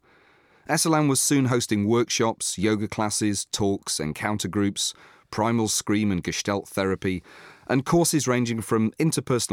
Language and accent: English; Doncaster, Yorkshire and the Humber, United Kingdom; also born or lived in Scunthorpe; now in Brighton, United Kingdom; a man born in Scunthorpe and raised in Doncaster